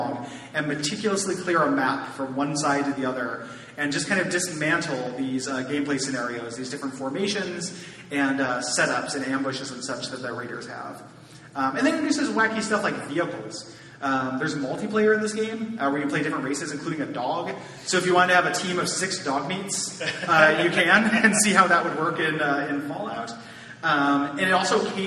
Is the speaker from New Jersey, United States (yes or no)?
no; DeKalb, Illinois, United States; I am from DeKalb, Illinois, about an hour west of Chicago